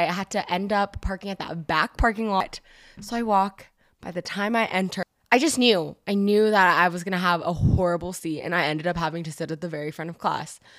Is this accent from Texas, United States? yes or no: no; Bay Area, California, United States; moved away as an adult; I'm originally from the Bay Area and I moved down here specifically to go to school